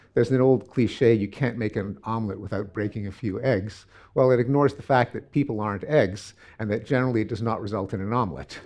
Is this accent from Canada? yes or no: yes; Canada; I'm Canadian.